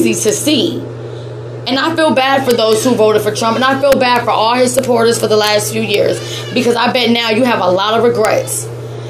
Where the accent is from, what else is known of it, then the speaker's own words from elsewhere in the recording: United States; as an American